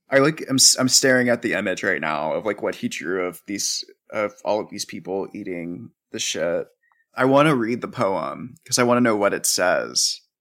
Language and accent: English; the South, United States; growing up in the South.